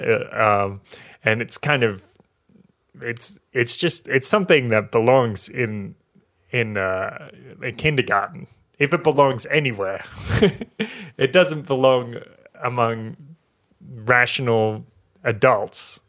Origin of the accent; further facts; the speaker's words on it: New South Wales, Australia; this is in my hometown, in a regional town in New South Wales, in Australia